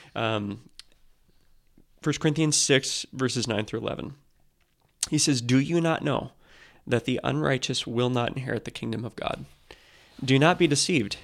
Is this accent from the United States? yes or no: yes; United States; as American Christians